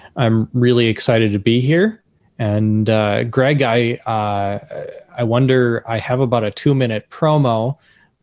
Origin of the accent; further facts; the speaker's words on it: Minneapolis, Minnesota, United States; I am from Minneapolis, Minnesota